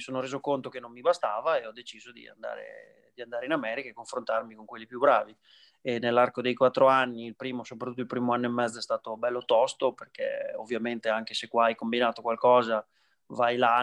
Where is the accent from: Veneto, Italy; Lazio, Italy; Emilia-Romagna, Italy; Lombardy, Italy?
Emilia-Romagna, Italy; Imola; also born or lived in New York, United States; adesso sono in Italia, sono a casa mia, sono a Imola